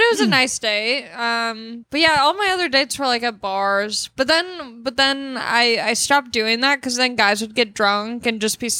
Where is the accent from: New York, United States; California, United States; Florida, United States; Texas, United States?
California, United States; Long Beach; I'm from Long Beach.